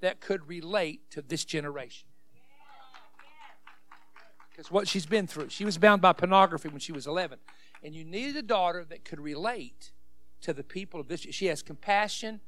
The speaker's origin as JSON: {"language": "English", "region": "West Virginia", "country": "United States", "said": "I'm a hillbilly from West Virginia."}